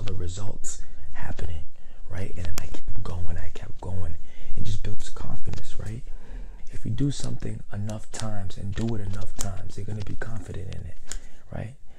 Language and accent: English; Providence, Rhode Island, United States; I am from Providence, Rhode Island